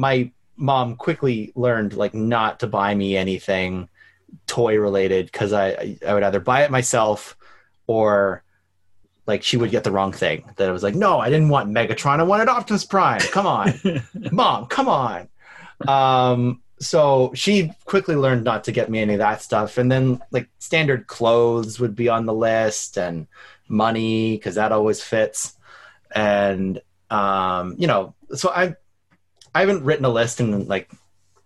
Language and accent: English; Canada; I'm Canadian